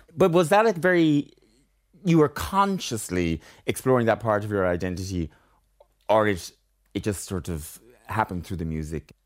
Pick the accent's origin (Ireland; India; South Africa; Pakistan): Ireland; also born or lived in Tokyo, Japan; I'm delighted to be Irish